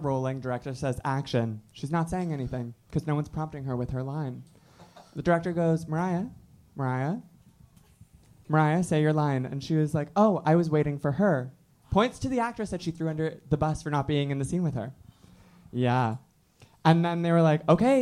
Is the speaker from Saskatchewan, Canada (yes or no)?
no; Toronto, Ontario, Canada; I grew up in Toronto